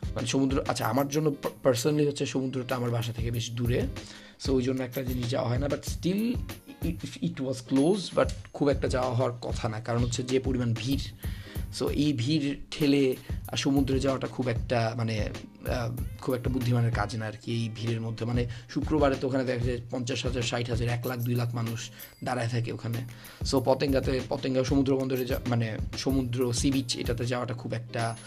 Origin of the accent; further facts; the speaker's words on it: Chittagong, Chittagong Division, Bangladesh; আমি চট্টগ্রামের